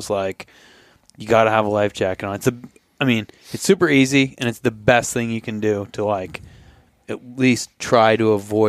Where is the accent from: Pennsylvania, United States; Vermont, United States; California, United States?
Vermont, United States; now in Fairbanks, United States; I'm from Vermont.